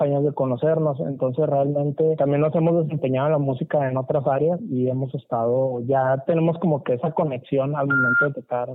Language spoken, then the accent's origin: Spanish; Chihuahua, Mexico; accent: northern; acá somos del norte, de Chihuahua, no sé si se notará un poquito bien en el acento